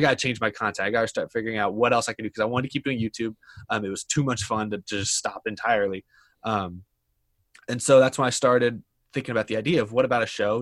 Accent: Houston, Texas, United States; I grew up in Houston, Texas

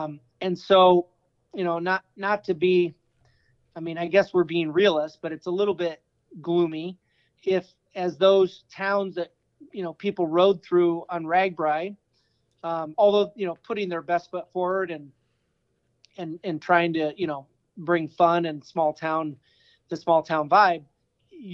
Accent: Strawberry Point, Iowa, United States; also born or lived in Keystone, Iowa; I grew up in Strawberry Point, Iowa, northeast Iowa. And then after hitting a bunch of different colleges and living all over the country, I made it back to our Century family farm just south of Keystone, Iowa.

